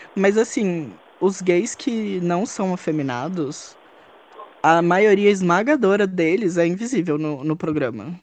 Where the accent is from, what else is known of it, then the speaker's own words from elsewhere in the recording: São Paulo, Brazil; eu sou de São Paulo, tenho 25 anos